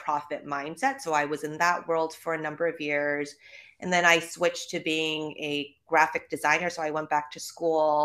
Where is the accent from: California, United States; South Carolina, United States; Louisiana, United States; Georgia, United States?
California, United States; Los Angeles; accent: Valley girl; moved away as an adult; also born or lived in New York; now in Los Angeles, United States; I am born and raised in California. I'm from Van Nuys, to be specific